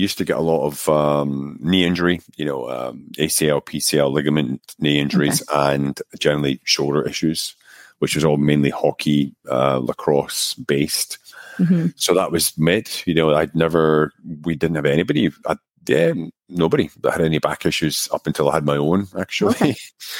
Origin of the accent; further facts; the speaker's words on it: Scotland, United Kingdom; also born or lived in United States; now in Czech Republic; I'm actually originally from Scotland, although my accent is long gone because I've lived abroad for almost 20 years now. I lived for 6 years in the US. So I was in Northern New York, Connecticut for between 2002, 2008. And I've been in the Czech Republic